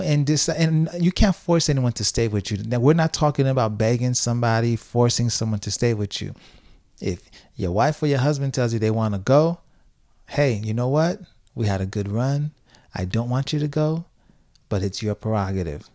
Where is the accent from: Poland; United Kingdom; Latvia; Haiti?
Haiti; now in Tampa, United States; when I was growing up in Haiti